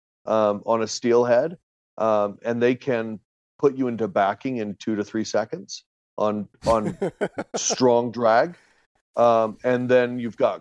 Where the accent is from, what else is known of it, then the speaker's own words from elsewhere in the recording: Portland, Oregon, United States; moved away as an adult; now in Utah, United States; I was born in Utah, spent probably the first 4 or 5 years of my life out here, and then moved and pretty much raised in and around Portland, Oregon, and moved back here about 10, almost 11 years ago now.